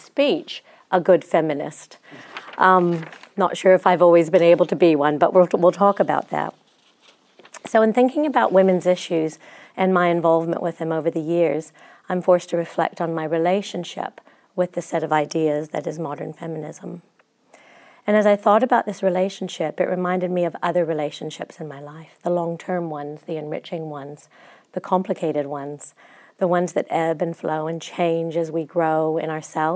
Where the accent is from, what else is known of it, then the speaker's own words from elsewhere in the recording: Chicago, Illinois, United States; accent: American; also born or lived in Christchurch, New Zealand; now in New Zealand; I'm from Chicago